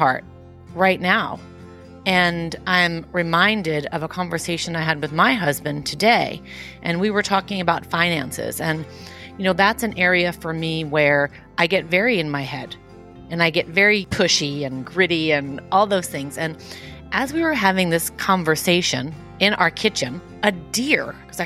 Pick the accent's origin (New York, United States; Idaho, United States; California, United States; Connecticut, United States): New York, United States; New York City; I'm from Queens